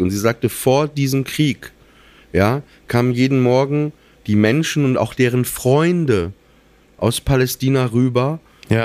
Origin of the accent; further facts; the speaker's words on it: Germany; ich bin deutsch in erster Linie, aber meine Mutter kommt aus Russland